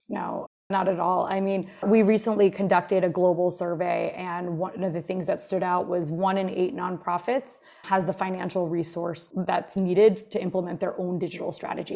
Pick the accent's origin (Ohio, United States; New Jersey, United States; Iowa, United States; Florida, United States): New Jersey, United States; Jersey Shore; also born or lived in Montclair, New Jersey; I grew up here on the Jersey Shore